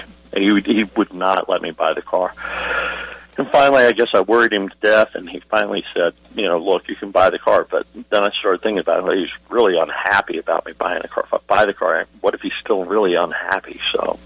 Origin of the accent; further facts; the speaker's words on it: Virginia Beach, Virginia, United States; I grew up in Virginia Beach